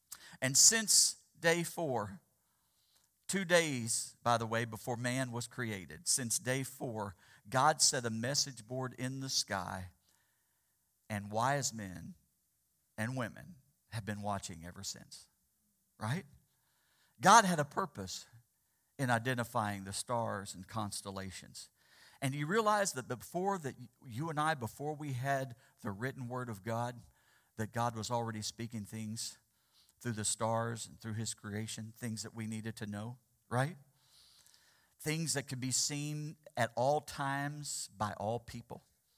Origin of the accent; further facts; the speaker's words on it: Missouri, United States; Just having the privilege of growing up in the Ozarks of Missouri, It was there where there was no smog issue.